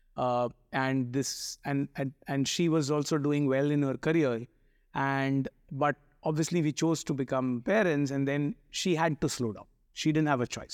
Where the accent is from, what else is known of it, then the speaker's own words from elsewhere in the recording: Mumbai, Maharashtra, India; I grew up in, uh, what is called the Chennai of Bombay, Chembur